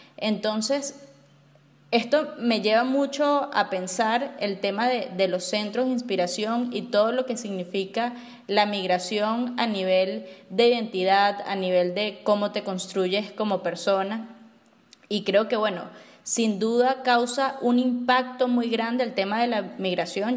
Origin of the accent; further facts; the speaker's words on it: Barinas, Venezuela; moved away as an adult; also born or lived in United States; Yo crecí en Barinas